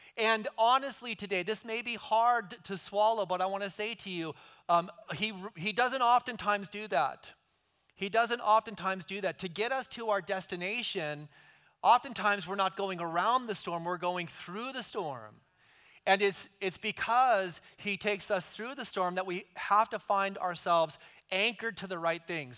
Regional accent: right outside of Oakland, California, United States; moved away; I grew up right outside of Oakland, so for me, it's kind of homecoming

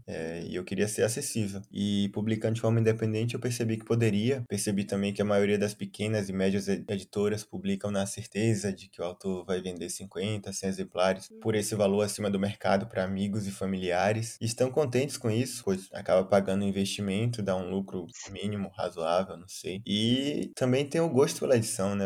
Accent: Salvador, Bahia, Brazil; eu cresci em Estelamares, como você, é, bairro distante do centro de Salvador

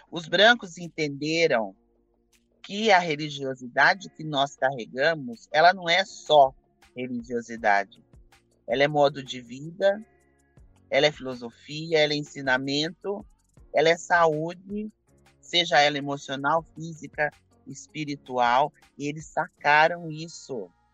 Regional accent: Campinas, São Paulo, Brazil; eu sou de Campinas

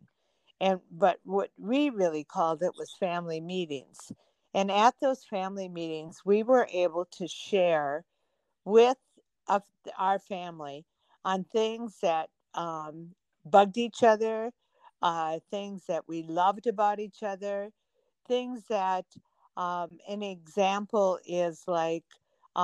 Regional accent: Minnesota, United States; we're from Minnesota

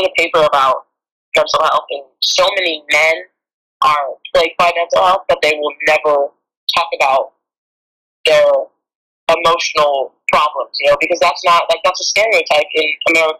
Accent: California, United States; I'm from California

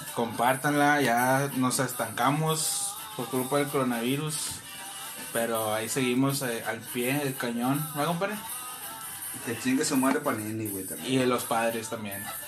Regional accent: Cedral, San Luis Potosí, Mexico; moved away; mi pueblito

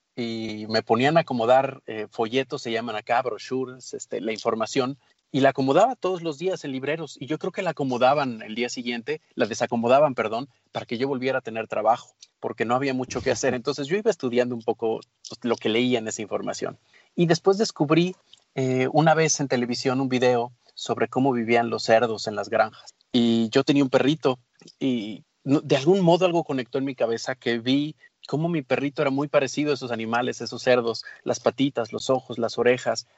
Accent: Mexico

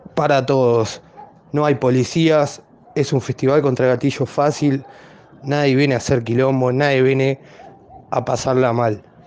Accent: Argentina; somos todos de Argentina

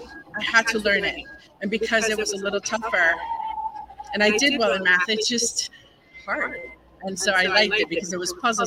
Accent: Puerto Rico; first language Spanish; English is a second language; now in Pittsburgh, United States; I grew up in Puerto Rico, so my first language is Spanish

